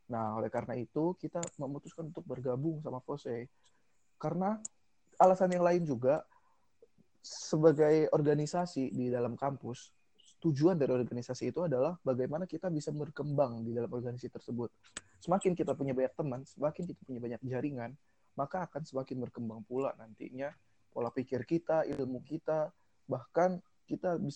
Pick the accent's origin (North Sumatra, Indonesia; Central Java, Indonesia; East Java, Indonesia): Central Java, Indonesia; Tegal; now in Bogor, Indonesia; asal gue dari kota Tegal aslinya tapi di sini gue ngekos di Budi Agung di belakang kampus